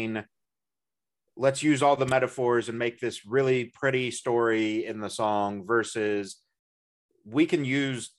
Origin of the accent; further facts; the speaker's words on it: Midwest, United States; as a Midwesterner